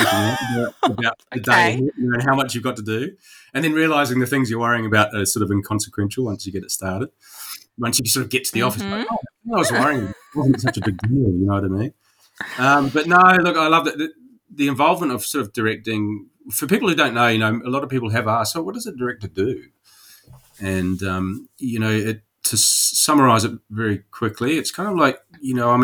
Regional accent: New Zealand; moved away; I am Kiwi.

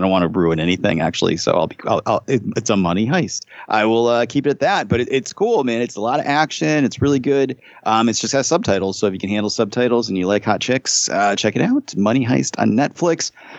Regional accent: Holyoke, Massachusetts, United States; I grew up in Holyoke, and I took Spanish in high school. And I can't speak Spanish to save my life, but I've been around it enough that I can pick up words.

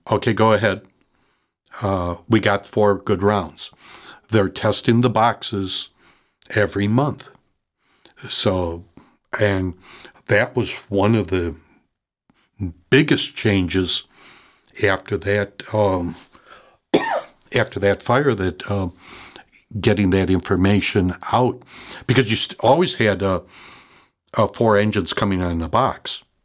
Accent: Chicago, Illinois, United States; I grew up in Logan Square at, uh, Parish Saint Sylvester's

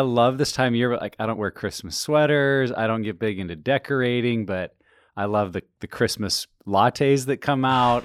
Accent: Montana, United States; I'm from Montana

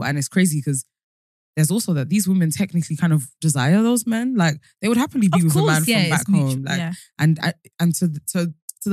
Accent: United Kingdom; accent: British; also born or lived in Colombia; I'm from the UK

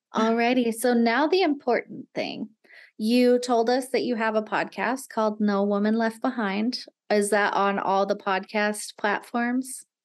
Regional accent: Nevada, United States; i had always grown up in little tiny towns in nevada

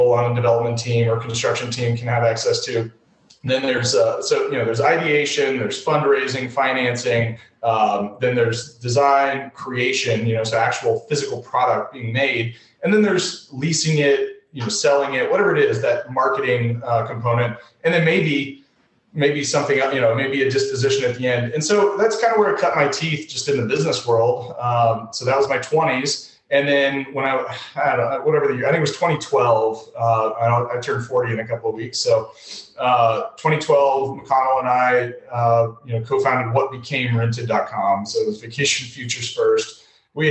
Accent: Atlanta, Georgia, United States; moved away as an adult; also born or lived in Massachusetts; I grew up in Atlanta. I just recently relocated back to Atlanta

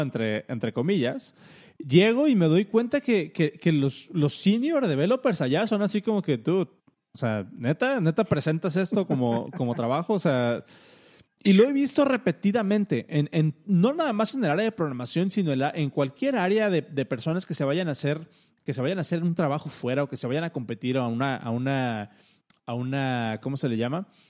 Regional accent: Mexico; a nosotros como mexicanos o como latinos

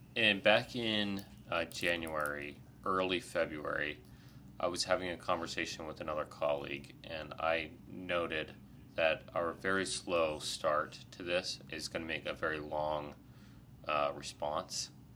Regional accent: Ohio, United States; I'm also grew up in Ohio

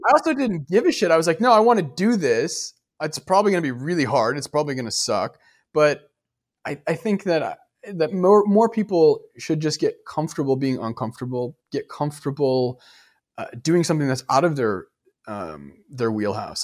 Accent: Detroit, Michigan, United States; moved away as an adult; also born or lived in New York; now in Los Angeles, United States; I grew up in Detroit

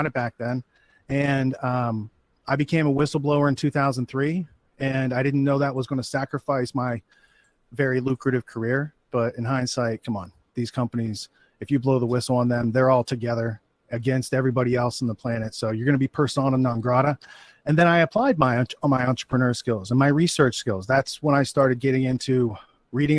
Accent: Western Pennsylvania, United States; moved away; I grew up in Western Pennsylvania. So like in the woods, it was pretty rural

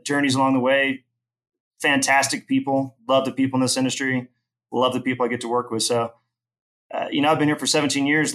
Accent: Houston, Texas, United States; also born or lived in Austin; I grew up in Houston

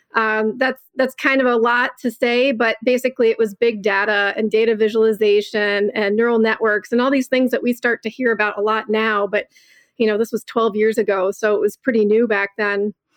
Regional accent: Southeast Michigan, United States; I was born and raised in Southeast Michigan

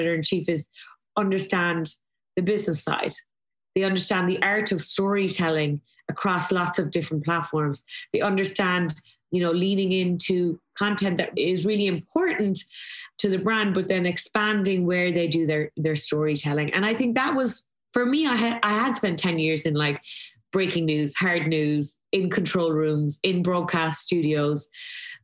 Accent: Ireland; moved away as an adult; I was very lucky growing up in Ireland in the 80s and 90s

